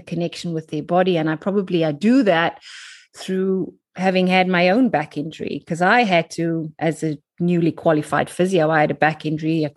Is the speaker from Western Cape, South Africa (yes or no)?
yes; Cape Town, Western Cape, South Africa; moved away as an adult; now in London, United Kingdom; I am from South Africa, from Cape Town. You can probably tell by my accent. I emigrated when I was 25